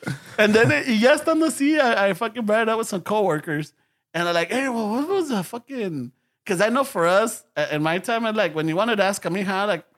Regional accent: Los Angeles, California, United States; I was born in East L.A. and I grew up in Boyle Heights, and then we moved to South L.A.

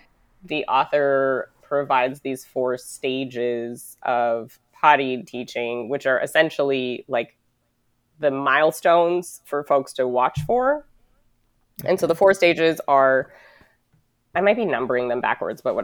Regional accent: United States; I was born and raised in the United States

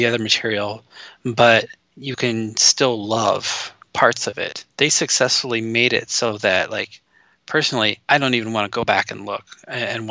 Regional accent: United States; I'm uncultured American

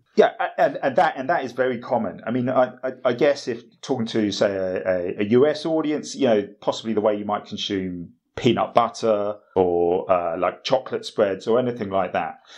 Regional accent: United Kingdom; as a British person

